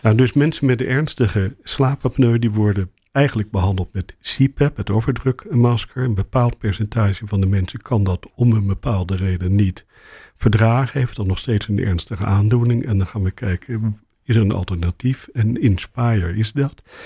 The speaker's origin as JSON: {"language": "Dutch", "town": "Rotterdam", "region": "South Holland", "country": "Netherlands", "moved": "as an adult", "lives_now": "Amsterdam, Netherlands", "said": "ik kom uit Rotterdam en ik ben naar Amsterdam gegaan omdat ik ooit begonnen ben met tandheelkunde eh, studeren"}